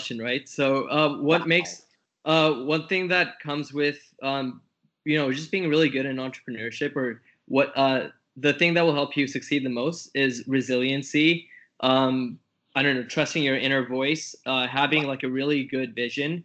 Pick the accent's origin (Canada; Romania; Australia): Canada; I'm a Canadian tech entrepreneur